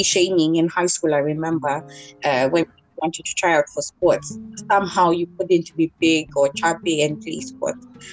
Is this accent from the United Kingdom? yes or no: no; Kenya; I'm from Kenya, and in high school in Bodit